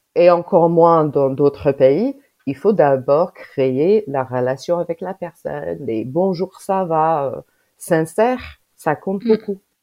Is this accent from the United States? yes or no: yes; United States; French is a second language; now in Grenoble, France; moi je suis américaine, j'habite en France